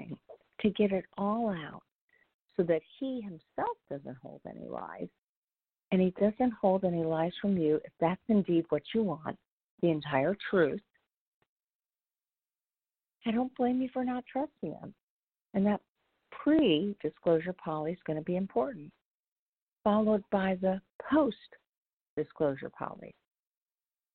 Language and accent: English; Indianapolis, Indiana, United States; I'm from Indianapolis